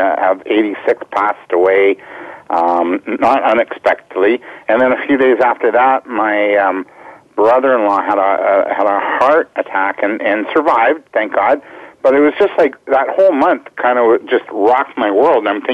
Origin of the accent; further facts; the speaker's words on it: Canada; I am the Canadian winner